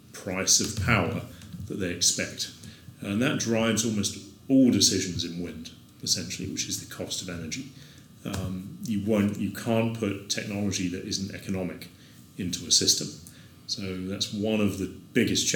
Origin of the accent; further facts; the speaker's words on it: Isle of Wight, South East England, United Kingdom; moved away as an adult; now in New Orleans, United States; the community that I grew up on the Isle of Wight.